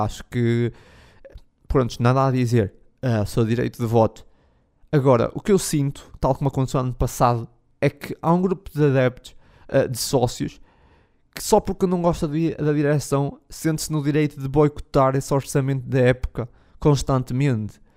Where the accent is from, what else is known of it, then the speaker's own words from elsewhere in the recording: the North, Norte, Portugal; eu sou do Norte